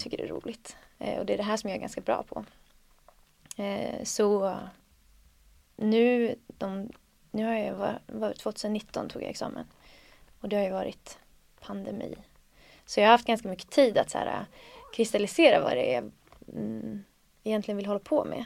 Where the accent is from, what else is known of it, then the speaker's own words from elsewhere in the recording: Söderhamn, Gävleborg County, Sweden; moved away as an adult; jag bodde där ändå tills jag var 18-19